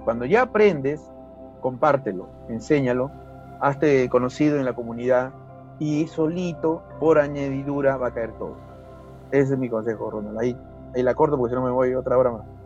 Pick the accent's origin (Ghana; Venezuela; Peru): Peru; Huacho, Lima; vengo de Guacho nuevamente menciono a mi, a, mi, ciudad natal